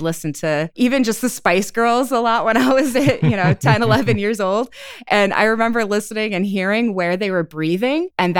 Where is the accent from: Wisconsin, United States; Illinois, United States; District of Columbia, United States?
Wisconsin, United States; also born or lived in Portland, Oregon / Iowa / New Hampshire; I was born in outside of Portland, Oregon. Moved to Iowa, then to New Hampshire, then back to Iowa, and then up to Wisconsin, which is where I've spent most of my formative years, teenage years and everything, was in Wisconsin.